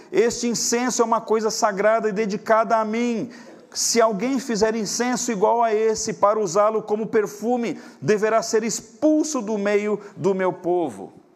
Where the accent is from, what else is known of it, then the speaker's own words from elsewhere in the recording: Brazil; nós, como brasileiros que somos